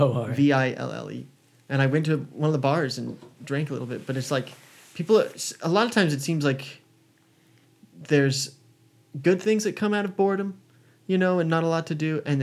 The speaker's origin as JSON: {"language": "English", "region": "Iowa", "country": "United States", "tie": "born or raised there", "also_born_or_lived": "Colorado", "moved": "as an adult"}